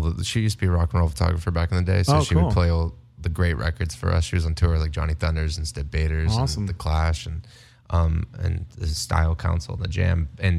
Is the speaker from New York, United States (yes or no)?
no; Las Vegas, Nevada, United States; also born or lived in Canada; growing up in Las Vegas